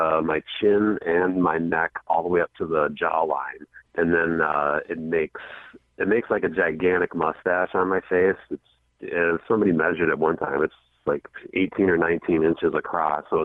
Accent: Minnesota, United States; I was from Minnesota

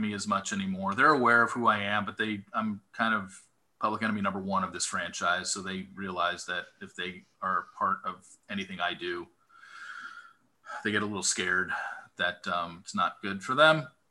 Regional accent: Southern California, United States; I grew up in Southern California

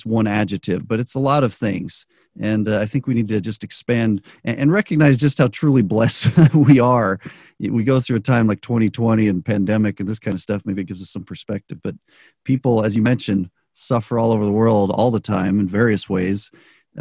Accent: United States; also born or lived in Chile; most of us in the U.S. who grew up here

